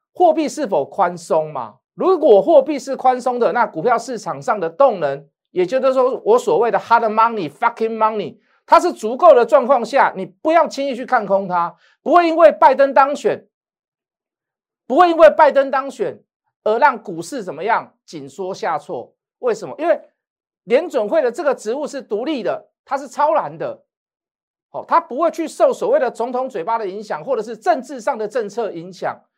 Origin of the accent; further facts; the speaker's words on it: Taiwan; 我们台湾人